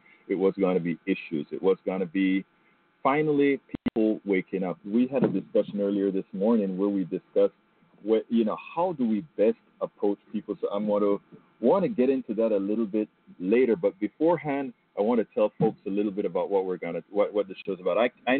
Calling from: Marble Falls, Texas, United States; I'm calling here from Texas. We have the beautiful, I think it's Lake Johnson here in Marble Falls.

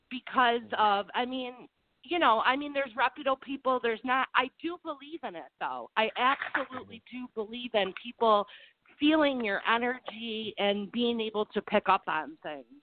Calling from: Michigan, United States; I'm calling from Michigan.

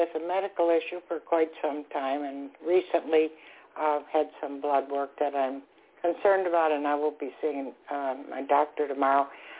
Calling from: Florida, United States; I'm calling from Florida.

